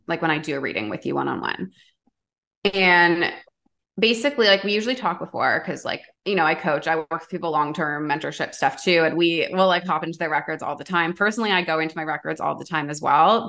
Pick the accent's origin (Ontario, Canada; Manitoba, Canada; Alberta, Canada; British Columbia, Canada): Ontario, Canada; Toronto; I grew up in Toronto, downtown, like big city